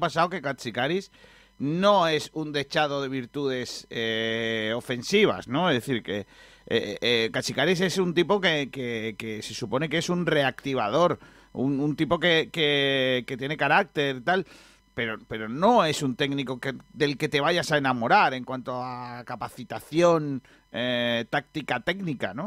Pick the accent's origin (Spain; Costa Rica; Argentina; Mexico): Spain; Rincón de la Victoria, Andalusia; un tío de mi pueblo